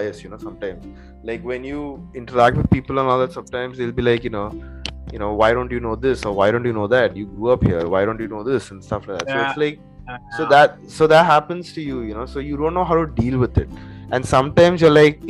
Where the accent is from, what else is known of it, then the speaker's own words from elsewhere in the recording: India; first language English; I grew up in India, what's funny is that, like, you know, even to this date, like, I don't know any Indian language properly